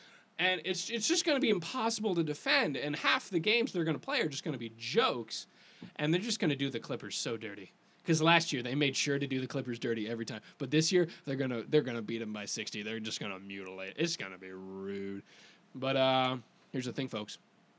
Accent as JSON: {"language": "English", "town": "Memphis", "region": "Tennessee", "country": "United States", "tie": "born or raised there", "said": "my hometown Grizzlies."}